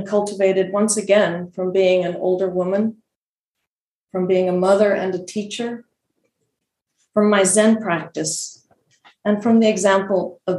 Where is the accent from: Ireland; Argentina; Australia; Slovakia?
Argentina; also born or lived in Bolivia; I grew up in Argentina and Bolivia, and she lived in England.